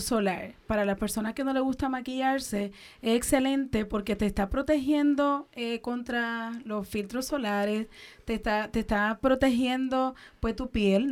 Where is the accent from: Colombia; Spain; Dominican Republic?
Dominican Republic; now in Puerto Rico; soy dominicana, el cual llegué a Puerto Rico